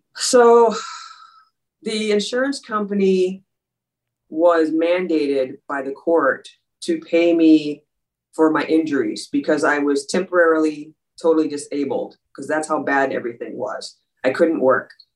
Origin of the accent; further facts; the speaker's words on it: Dayton, Minnesota, United States; I was born and raised in Minneapolis, Minnesota, and when I was six years old, around there's five or six years old, my my family moved out to a suburb called Dayton, Minnesota